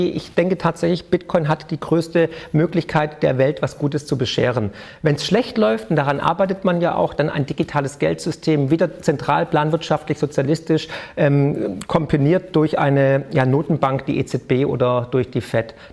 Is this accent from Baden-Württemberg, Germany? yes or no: yes; Baden-Württemberg, Germany; Ja, also ich auf jeden Fall ne, als Schwabe